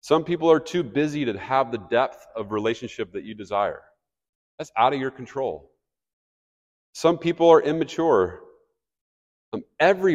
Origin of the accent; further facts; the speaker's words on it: Kansas City, Missouri, United States; I grew up in Kansas City.